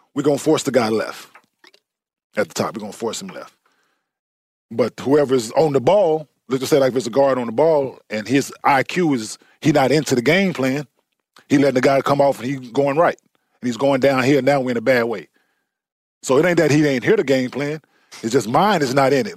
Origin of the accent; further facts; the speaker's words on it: Dallas, Texas, United States; I grew up in Dallas